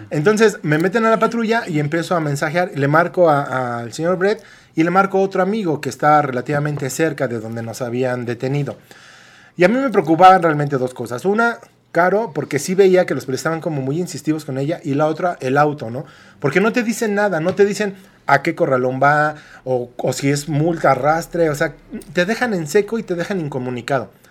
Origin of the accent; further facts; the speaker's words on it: Mexico; como buenos mexicanos